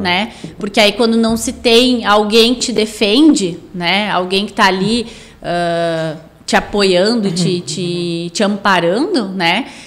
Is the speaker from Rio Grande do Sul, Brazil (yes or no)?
yes; Sapiranga, Rio Grande do Sul, Brazil; sou natural de Sapiranga, nasci aqui, me criei aqui, não tenho pretensão de sair de Sapiranga